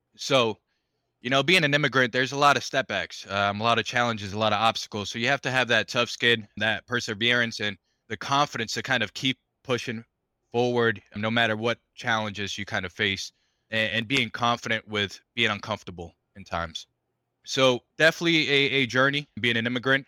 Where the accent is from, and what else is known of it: Stoughton, Massachusetts, United States; born or raised there; first language Spanish; English is a second language; also born or lived in Caracas, Venezuela / Rhode Island